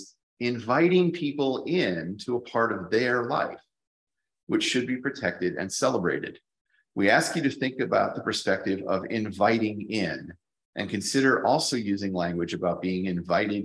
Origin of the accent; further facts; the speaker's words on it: Plainfield, Connecticut, United States; moved away as an adult; also born or lived in Baltimore, United States; now in Auckland, New Zealand; I grew up in a rural part of Connecticut in the northeastern United States. My hometown, Plainfield, was small.